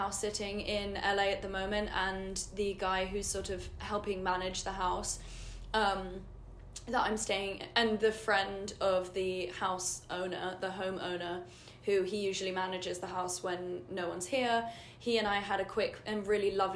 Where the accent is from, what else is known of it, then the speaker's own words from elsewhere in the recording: London, United Kingdom; moved away as an adult; I'm from London. I just moved here.